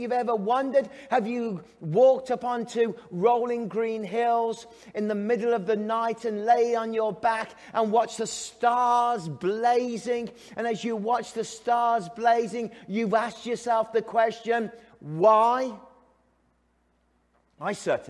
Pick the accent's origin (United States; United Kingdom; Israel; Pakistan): United Kingdom; England; now in Canada; I'm English